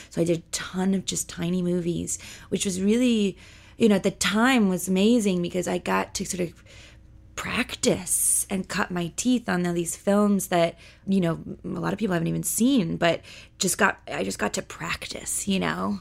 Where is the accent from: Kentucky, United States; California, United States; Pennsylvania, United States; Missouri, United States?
California, United States; Los Angeles; born and raised in Los Angeles, California